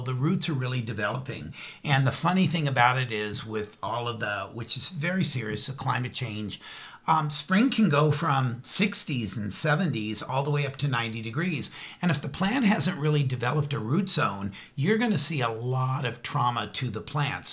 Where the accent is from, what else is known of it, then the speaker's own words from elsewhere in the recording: California, United States; I'm born and raised in California